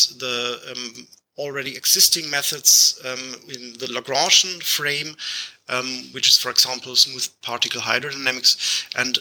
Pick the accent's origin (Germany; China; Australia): Germany; English is a second language; I'm from Germany, which is the case where I have this strange accent.